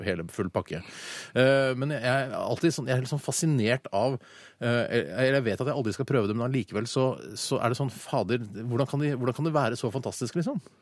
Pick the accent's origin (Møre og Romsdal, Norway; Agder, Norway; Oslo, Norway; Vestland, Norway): Oslo, Norway; Holmlia, der jeg kommer fra